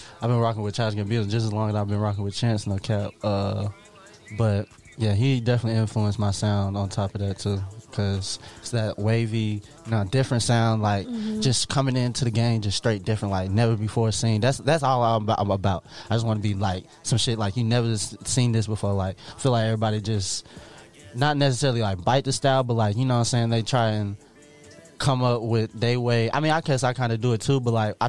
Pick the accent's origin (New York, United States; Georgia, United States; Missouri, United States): Georgia, United States; Atlanta; also born or lived in Indiana; I was born in Indiana, but I say I'm from Atlanta because I kind of was, you know what I'm saying, raised here